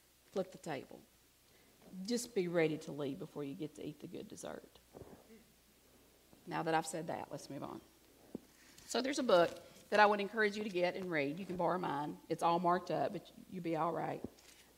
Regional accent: Alabama, United States; I'm from Alabama

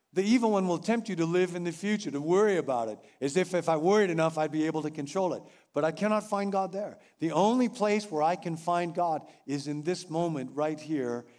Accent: Rockville, Illinois, United States; moved away; my hometown, Rockville, Illinois

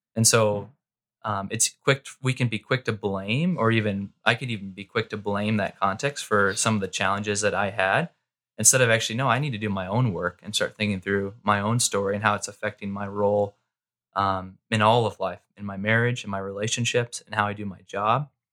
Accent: Mesa, Arizona, United States; also born or lived in Southern California; I grew up in Mesa, uh, most of my life

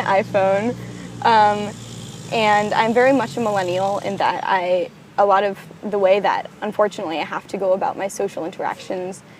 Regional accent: Connecticut, United States; I was living in Connecticut, where I'm from

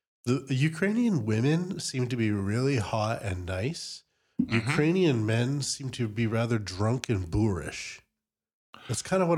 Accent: Canada; I'm a Norwegian as well as a Canadian, right.

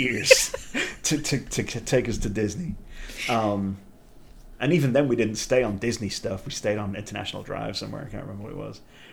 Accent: England, United Kingdom; being English in the 80s

